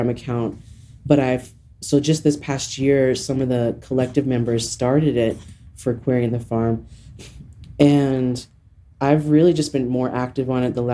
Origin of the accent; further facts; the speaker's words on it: eastern Montana, United States; also born or lived in Seattle, Washington / New Mexico; now in Albuquerque, United States; I grew up in Montana. I grew up in a small farming, rural farming community in eastern Montana